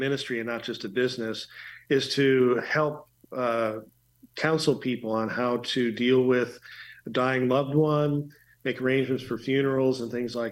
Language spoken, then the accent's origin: English; Green Bay, Wisconsin, United States; now in Chicago, United States; I basically grew up in Green Bay, Wisconsin.